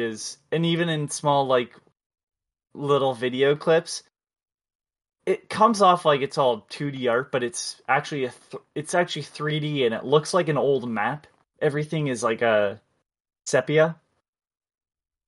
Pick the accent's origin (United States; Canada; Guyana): Canada; I'm Canadian